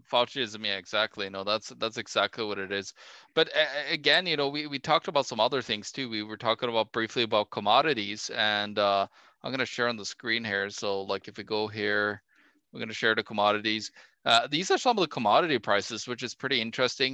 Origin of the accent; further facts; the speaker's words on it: Norway; my home country norway